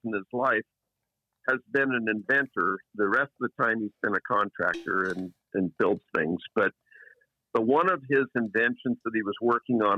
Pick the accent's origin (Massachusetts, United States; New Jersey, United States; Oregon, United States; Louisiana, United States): Oregon, United States; Eugene; I grew up in Eugene, Oregon.